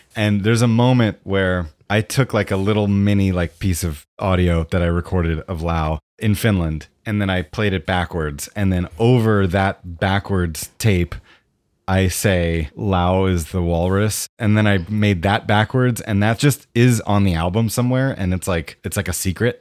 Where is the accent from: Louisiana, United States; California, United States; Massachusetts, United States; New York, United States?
New York, United States; Westchester; I grew up in Westchester, New York